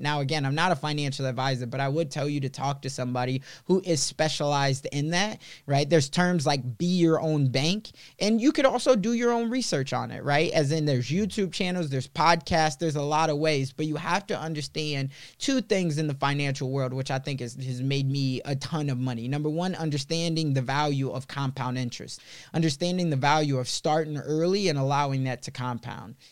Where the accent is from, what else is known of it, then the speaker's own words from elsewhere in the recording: Chicago, Illinois, United States; moved away; also born or lived in Sioux City; I was growing up in Chicago, in the city